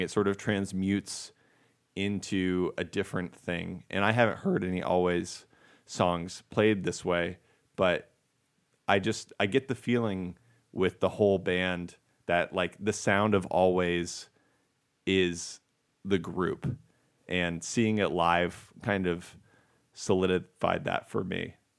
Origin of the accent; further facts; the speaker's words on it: United States; I am American, not Canadian